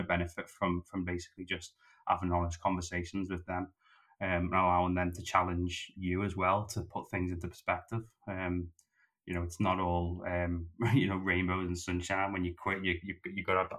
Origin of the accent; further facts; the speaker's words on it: Liverpool, North West England, United Kingdom; moved away as an adult; also born or lived in London; the first time I left Liverpool, was to move to London